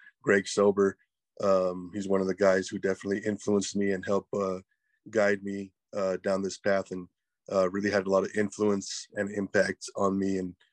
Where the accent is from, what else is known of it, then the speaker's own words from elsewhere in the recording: Edinburg, Texas, United States; also born or lived in Corpus Christi, Texas / Kingsville, Texas; I was born in Corpus, spent the first year or so in Kingsville. Then I moved down here to Edinburgh, and this is where I've been for the last about 32 years, man. And I went to high school here in the RGV